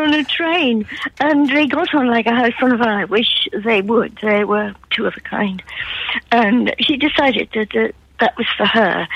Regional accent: Newcastle upon Tyne, North East England, United Kingdom; accent: Geordie; now in Yarm, United Kingdom; I was brought up in Newcastle

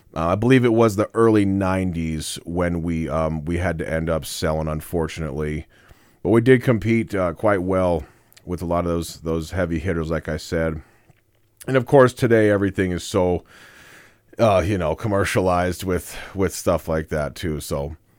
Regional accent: Casper, Wyoming, United States; I was born in Casper, Wyoming. I was born and raised, uh, Natrona County

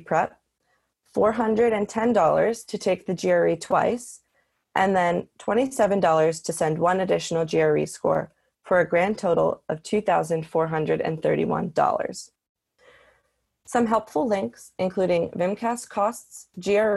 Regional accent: Northeast, United States; I am from the Northeast

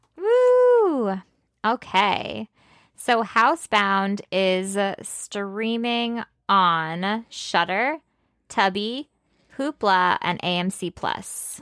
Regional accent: Chicago, Illinois, United States; I grew up in Chicago

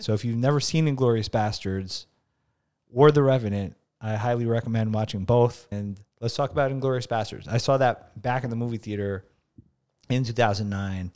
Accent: New York, United States; growing up in the Bronx or, like, blue collar background, being an Albanian

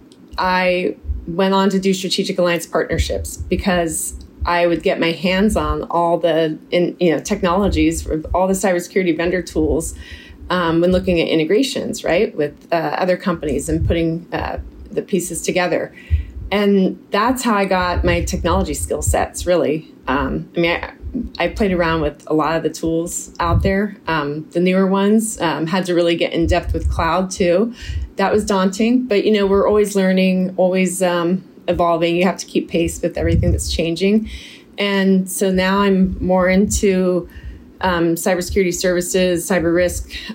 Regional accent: Silicon Valley, California, United States; I grew up in Silicon Valley

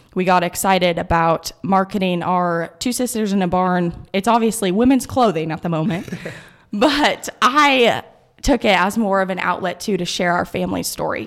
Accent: Kearney, Nebraska, United States; here in my hometown in Kearney.

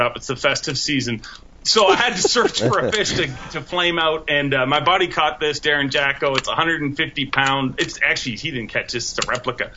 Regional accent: Canada; as a Canadian

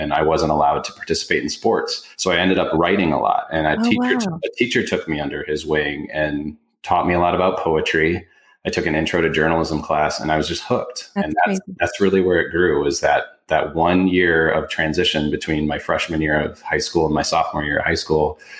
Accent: Detroit, Michigan, United States; I grew up in Detroit

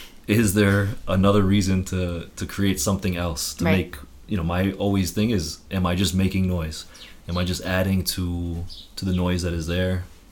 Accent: Connecticut, United States; moved away as an adult; I'm from Connecticut

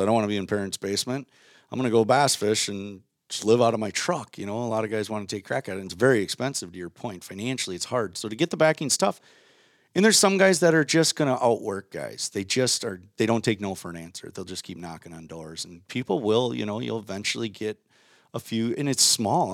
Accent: Waconia, Minnesota, United States; I grew up in Minnesota

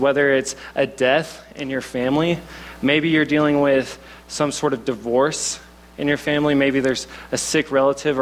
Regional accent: Oklahoma, United States; accent: southern; now in Boulder, United States; I'm from Oklahoma, so if I have a little bit of a southern accent, that's what it is

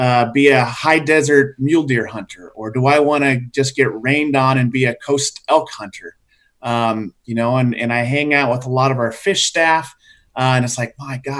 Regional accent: Iowa, United States; moved away as an adult; also born or lived in Texas / Connecticut / New Hampshire / Midwest; now in Oregon, United States; I'm originally from Iowa

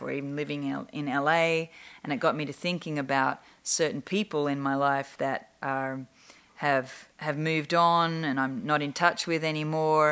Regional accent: Australia; now in Los Angeles, United States

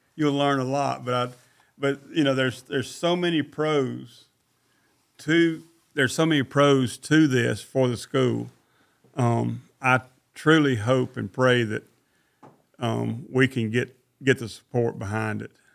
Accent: Mississippi, United States; now in Forsyth, United States; I come from Mississippi, and my daddy had a lot of ear cattle.

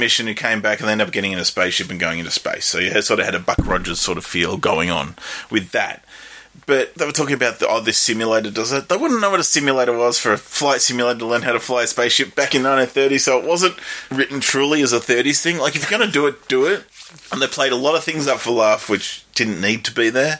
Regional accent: Australia

